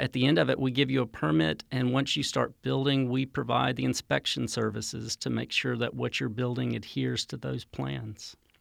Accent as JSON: {"language": "English", "region": "North Carolina", "country": "United States", "tie": "born or raised there", "also_born_or_lived": "Central America", "moved": "yes", "said": "I grew up in North Carolina"}